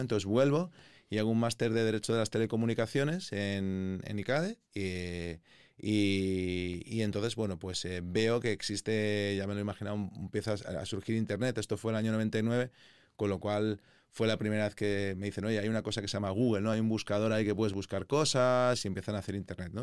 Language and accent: Spanish; Madrid, Community of Madrid, Spain; also born or lived in Bristol / London; yo soy madrileño, digamos, me gusta la ciudad, todos mis amigos están aquí, no todos, pero sí que es verdad que mi core de los amigos sí que están aquí, me he criado aquí